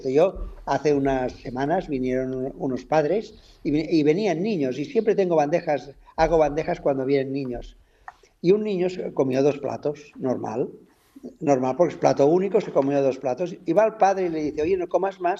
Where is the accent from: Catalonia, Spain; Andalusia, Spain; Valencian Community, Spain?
Catalonia, Spain; soy catalán